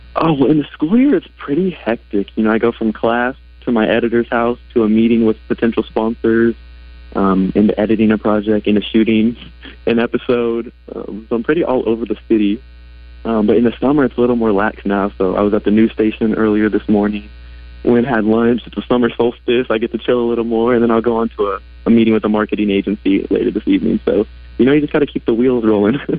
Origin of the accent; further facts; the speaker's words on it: Northwest Arkansas, United States; I grew up here in Northwest Arkansas with a love for Razorback sports